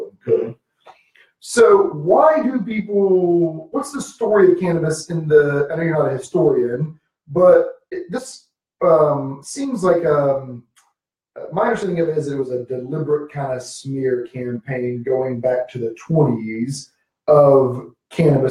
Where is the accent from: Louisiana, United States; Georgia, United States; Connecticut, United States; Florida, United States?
Georgia, United States; now in Texas, United States; I'm from Georgia and have been living in Texas